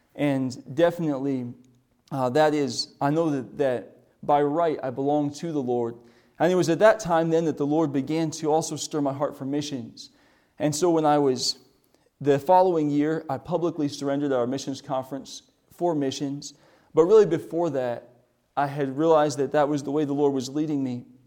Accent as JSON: {"language": "English", "region": "South Dakota", "country": "United States", "tie": "born or raised there", "moved": "yes", "said": "we grew up in South Dakota."}